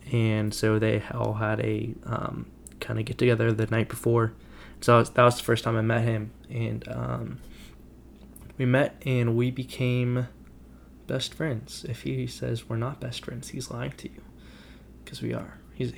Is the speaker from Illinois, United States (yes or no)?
no; Dallas, Texas, United States; I'm from Dallas, Texas.